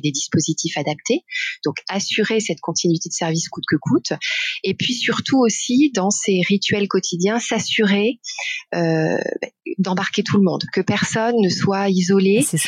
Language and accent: French; Besançon, Bourgogne-Franche-Comté, France; born or raised there; moved away as an adult